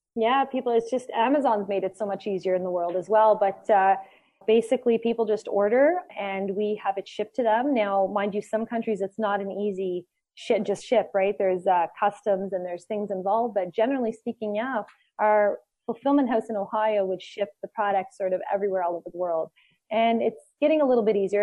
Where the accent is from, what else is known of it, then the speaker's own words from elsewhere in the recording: Canada; also born or lived in Costa Rica; we are Canadian